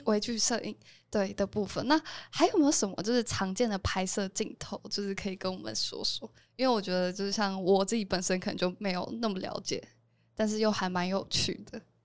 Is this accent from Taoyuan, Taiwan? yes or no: yes; Taoyuan, Taiwan; 我老家在桃园